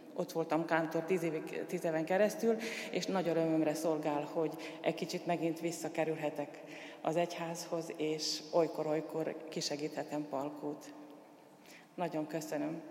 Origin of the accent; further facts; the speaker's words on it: Mukachevo, Zakarpattia Oblast, Ukraine; moved away as an adult; now in Eger, Hungary; Munkácson születtem, ott tanultam, ott végeztem iskoláimat, szakiskolát, akadémiát. 90-ben kerültem át Egerbe.